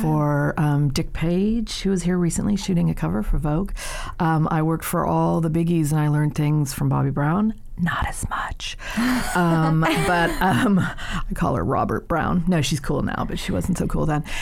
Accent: Ireland; moved away as an adult; I'm the Irish one.

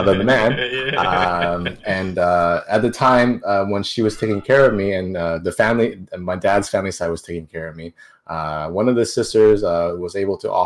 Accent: Canada; We're in Canada, so technically I was born in Canada, so I am a Canadian

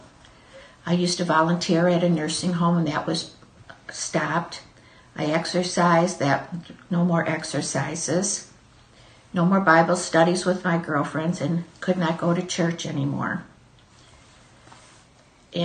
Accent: Michigan, United States; I am from the United States. I have lived in Michigan all my life

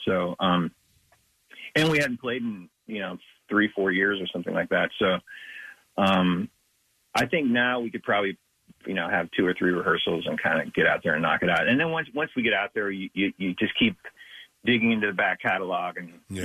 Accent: Big Sandy, Montana, United States; I grew up in Big Sandy, which is super, super isolated.

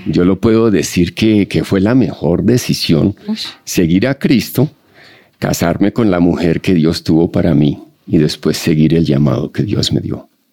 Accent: Colombia; soy colombiano eh, con doble nacionalidad

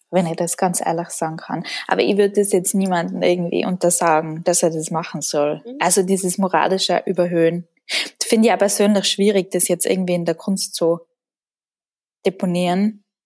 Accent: Tyrol, Austria; ich komme aus Tirol. Das hört man auch in meiner Sprache.

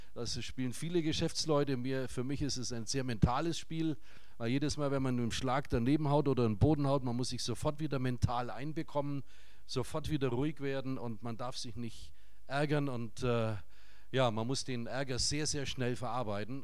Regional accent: Nuremberg, Bavaria, Germany; Wir kommen aus Nürnberg

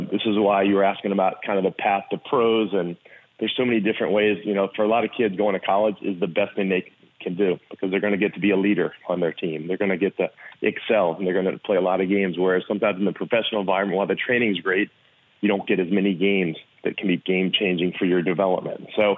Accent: Richmond, Virginia, United States; play in front of my hometown

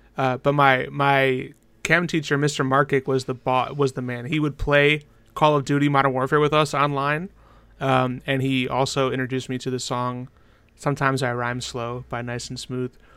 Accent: United States; I am from America

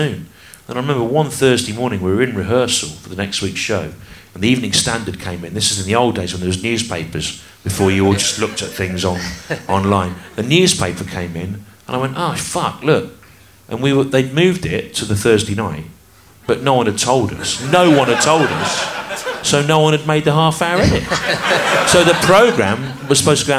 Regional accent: the Midlands, England, United Kingdom; I grew up in the Midlands

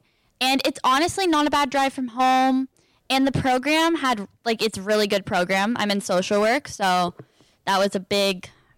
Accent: Peterborough, Ontario, Canada; moved away as an adult; now in Kingston, Canada; So I'm from Peterborough. I live 30 minutes out of Peterborough, more in the country, but it's a smaller town, I would say, compared to Kingston.

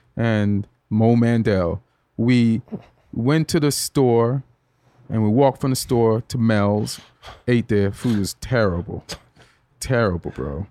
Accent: Jamaica; moved away as an adult; also born or lived in England; now in United States; when I was growing up in Jamaica

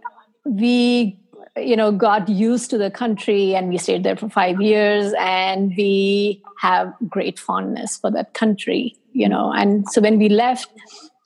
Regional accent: India; moved away as an adult; also born or lived in South Korea; now in United States; I was born and raised in India.

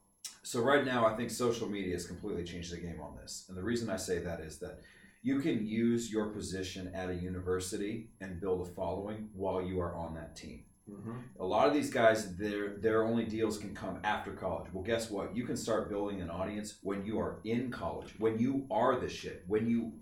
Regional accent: Fresno, California, United States; I mean, I'm from Fresno, California.

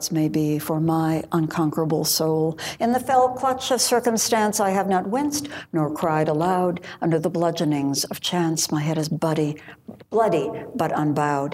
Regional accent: Homewood, Illinois, United States; born or raised there; also born or lived in Wisconsin / Iowa; now in Sacramento, United States

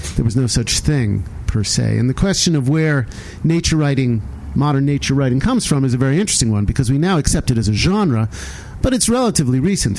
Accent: Western Massachusetts, United States; I grew up in Western Massachusetts

